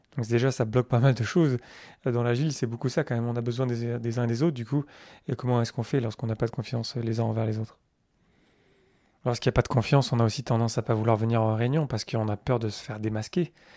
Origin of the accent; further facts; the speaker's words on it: France; je suis français